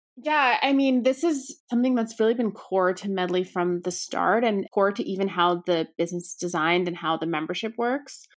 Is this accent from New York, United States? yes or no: yes; suburbs outside New York City, United States; also born or lived in Brooklyn, New York; I grew up outside of New York City in the suburbs